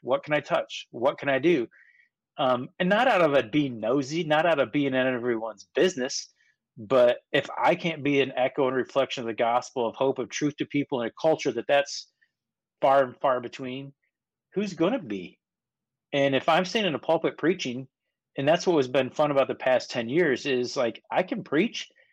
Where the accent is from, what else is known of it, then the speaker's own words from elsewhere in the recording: Kentucky, United States; I grew up in Kentucky.